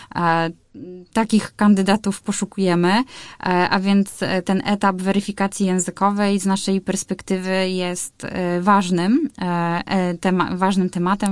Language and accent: Polish; Białogard, West Pomeranian Voivodeship, Poland; also born or lived in Szczecin; now in Warsaw, Poland; pochodzę z Białogardu, e, czyli to jest około 150 kilometrów od Szczecina